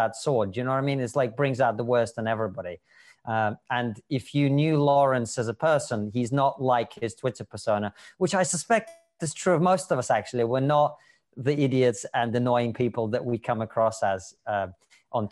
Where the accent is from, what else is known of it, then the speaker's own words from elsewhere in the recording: Russia; moved away; we spoke Russian most of it because I'm from Russia